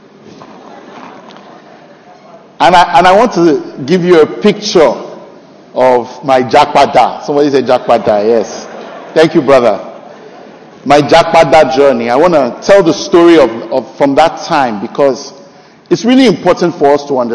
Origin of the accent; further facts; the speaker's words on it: Nigeria; moved away; also born or lived in Canada; this year, 2023, July 4th, will mark 10 years since I came back to Nigeria from Canada